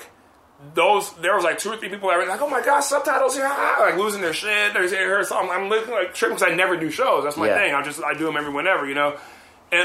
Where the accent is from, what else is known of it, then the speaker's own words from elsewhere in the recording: Compton, California, United States; also born or lived in Lynwood, California / Camarillo, California; I grew up in Compton